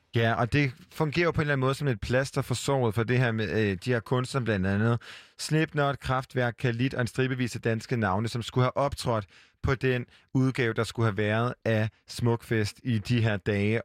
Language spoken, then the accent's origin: Danish; Hjortshøj, Central Denmark Region, Denmark; moved away; da jeg boede hjemme i Hjortøj, en by ja. uden for øh, Aarhus